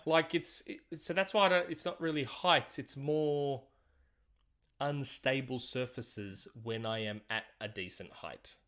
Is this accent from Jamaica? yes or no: no; Australia; I'm Aussie